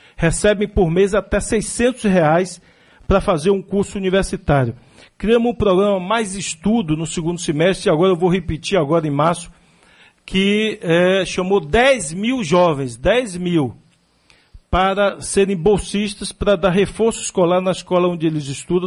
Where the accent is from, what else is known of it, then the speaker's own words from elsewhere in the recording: Salvador, Bahia, Brazil; ela botava para a gente caminhar 3 quilômetros, de onde eu nasci ali, da minha casa, até o Luiz Tarquinho dava 3 quilômetros, a pé